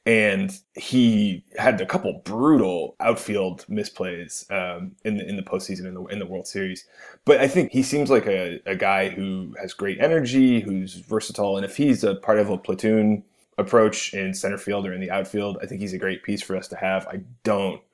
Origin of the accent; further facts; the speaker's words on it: Cleveland, Ohio, United States; I am from Cleveland